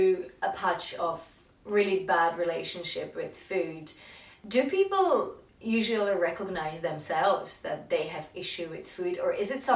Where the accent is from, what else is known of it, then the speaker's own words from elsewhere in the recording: Czechia; moved away; whenever I grew up in Czech Republic